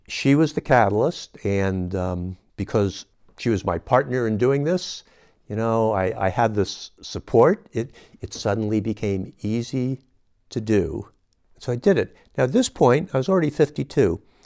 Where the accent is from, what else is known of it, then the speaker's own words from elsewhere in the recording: San Francisco, California, United States; moved away as an adult; now in Nevada County, United States; I was born and raised in San Francisco